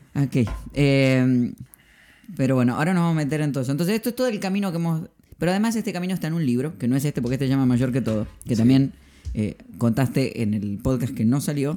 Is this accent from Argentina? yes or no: yes; Argentina; soy argentino